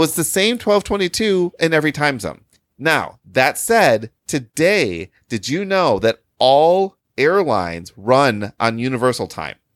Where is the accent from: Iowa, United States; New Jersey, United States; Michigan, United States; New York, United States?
Michigan, United States; now in Chicago, United States; I live in Chicago, and I spent most of my life growing up in Michigan